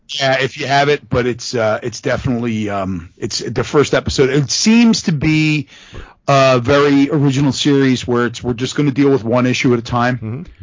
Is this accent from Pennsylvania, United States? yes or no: yes; Philadelphia, Pennsylvania, United States; we're from Philadelphia